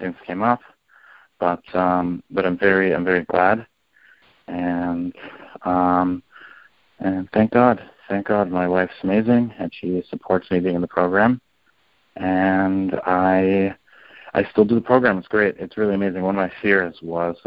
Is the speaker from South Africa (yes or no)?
no; Canada; now in New Jersey, United States; I'm from Canada